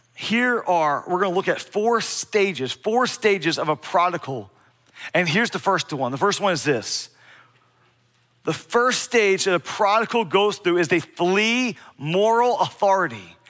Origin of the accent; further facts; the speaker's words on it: Bear, Delaware, United States; Growing up in Delaware, I, I grew up in a very small town, Bear, Delaware, B E A R, Bear.